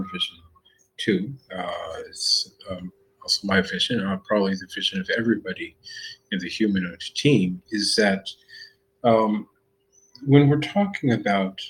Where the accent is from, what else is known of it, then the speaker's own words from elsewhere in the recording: United States; I'm American